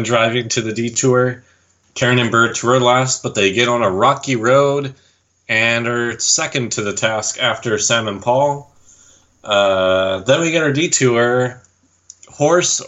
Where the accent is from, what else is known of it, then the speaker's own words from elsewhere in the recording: Vernon, British Columbia, Canada; I'm from Vernon.